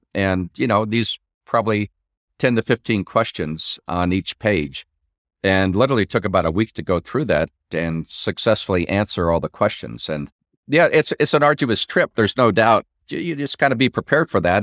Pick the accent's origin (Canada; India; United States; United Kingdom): United States; Midwest; I'm from the Midwest